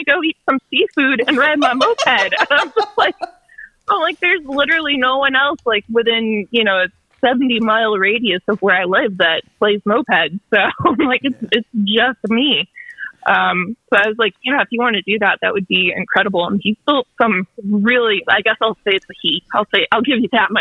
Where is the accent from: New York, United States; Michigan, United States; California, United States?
Michigan, United States; Dearborn; now in Winston-Salem, United States; I'm from Detroit originally, Dearborn, Michigan, right outside Detroit. And I moved down to Winston-Salem, North Carolina